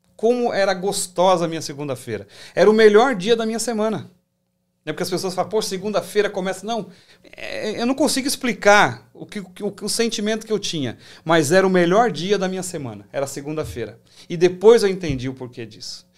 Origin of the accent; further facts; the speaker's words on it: São Paulo, Brazil; also born or lived in Assis Chateaubriand, Paraná; Eu sou paranaense, sou nascido em Assis Chateaubriand, mas criado em São Paulo